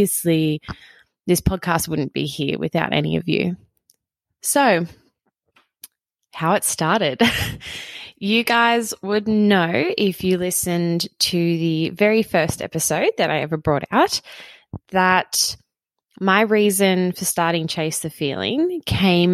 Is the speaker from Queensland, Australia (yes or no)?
no; Queanbeyan, New South Wales, Australia; here in my hometown, Queanbeyan, in Australia